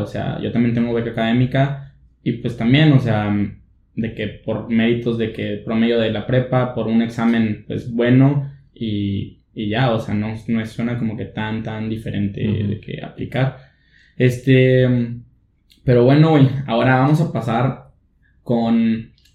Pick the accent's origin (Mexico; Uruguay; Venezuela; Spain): Mexico; Monclova, Coahuila; now in Monterrey, Mexico; somos pura raza de Monclova y dos hondureños